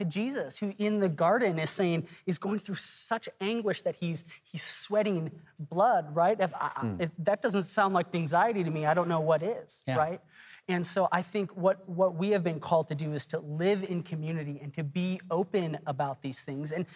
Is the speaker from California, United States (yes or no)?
no; Texas, United States; I'm from Texas